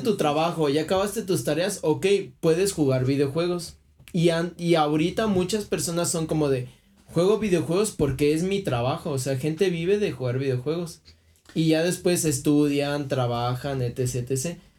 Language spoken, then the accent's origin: Spanish; Michoacán, Mexico; soy de Michoacán